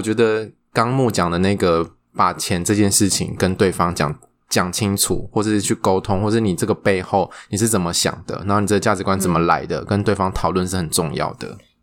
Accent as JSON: {"language": "Chinese", "country": "Taiwan", "said": "我们台湾人奴性很重"}